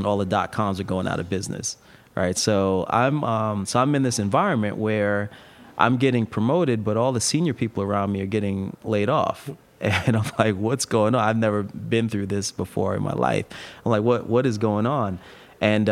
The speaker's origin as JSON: {"language": "English", "region": "East Coast", "country": "United States", "tie": "born or raised there", "also_born_or_lived": "Bay Area, California", "moved": "as an adult", "said": "I grew up on the East Coast."}